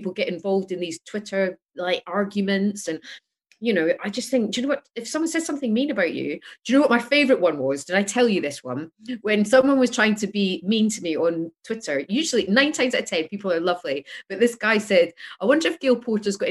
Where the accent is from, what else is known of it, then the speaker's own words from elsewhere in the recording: Scotland, United Kingdom; I'm Scottish